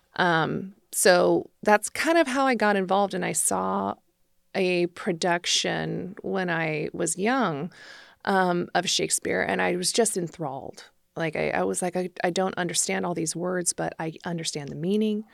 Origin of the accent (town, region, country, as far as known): Placerville, California, United States; born or raised there; also born or lived in San Francisco, California